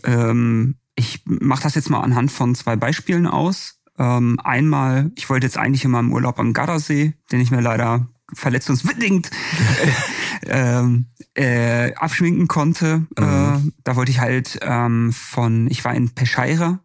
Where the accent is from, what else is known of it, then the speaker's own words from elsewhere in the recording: Bochum, North Rhine-Westphalia, Germany; now in Stuttgart, Germany; meine Heimat Bochum